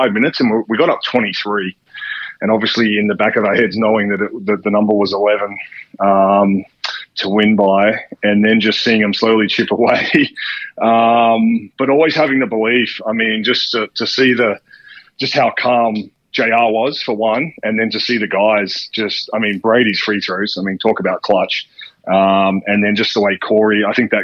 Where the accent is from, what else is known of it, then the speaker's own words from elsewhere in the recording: Perth, Western Australia, Australia; also born or lived in Philadelphia; I grew up in Perth as a Wildcats fan, as an Eagles fan.